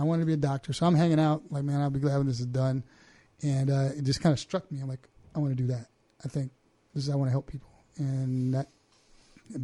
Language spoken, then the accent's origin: English; Winston-Salem, North Carolina, United States; I grew up in North Winston-Salem, North Carolina.